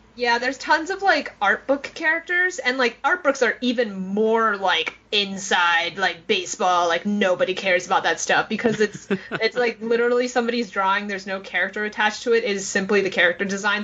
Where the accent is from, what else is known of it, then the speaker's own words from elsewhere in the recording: New York City, New York, United States; growing up in New York City